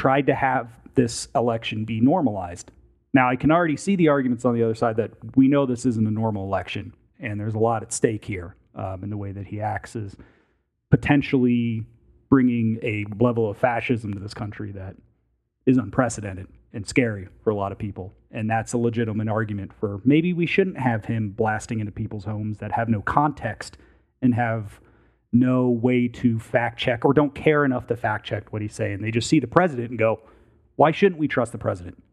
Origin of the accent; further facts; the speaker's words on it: United States; As an American citizen that has spent a lot of time studying politics